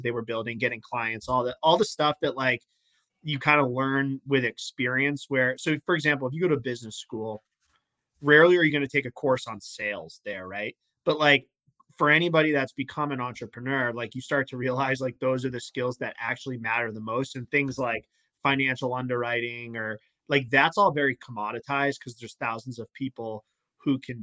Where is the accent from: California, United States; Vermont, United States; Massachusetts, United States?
Massachusetts, United States; I'm from Mass